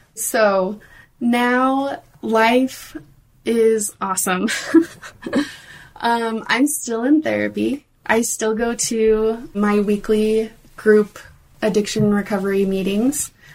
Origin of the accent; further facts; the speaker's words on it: Oregon, United States; I grew up in Oregon